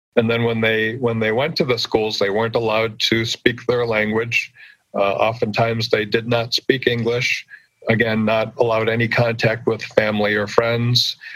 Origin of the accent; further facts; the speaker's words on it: United States; moved away as an adult; grew up on the Oneida Reservation and growing up on the reservation